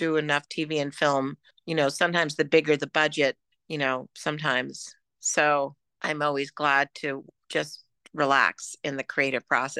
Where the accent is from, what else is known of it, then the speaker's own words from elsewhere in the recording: New York City, New York, United States; When I was a kid, I grew up in New York City